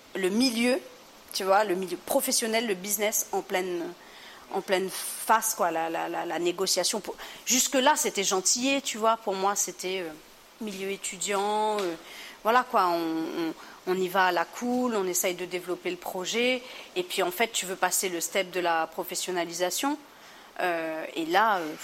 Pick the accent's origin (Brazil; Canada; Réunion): Réunion; moved away as an adult; also born or lived in Montpellier; Je viens de la Réunion, c'est la France, mais pas tout le temps.